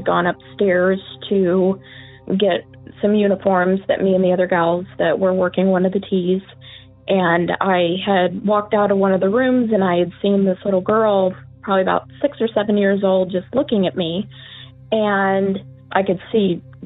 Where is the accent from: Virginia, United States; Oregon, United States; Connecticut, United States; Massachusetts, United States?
Oregon, United States; Eugene; I am from Eugene, Oregon